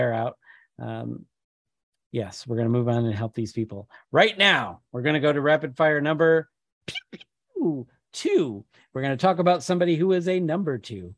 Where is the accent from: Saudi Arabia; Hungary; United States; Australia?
United States; Michigan; I'm from Michigan.